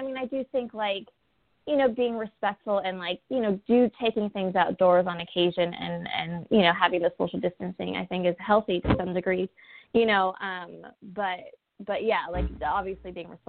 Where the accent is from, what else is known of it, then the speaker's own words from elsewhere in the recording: Pasadena, California, United States; I grew up and I was born and raised in Pasadena, the hard streets of Pasadena.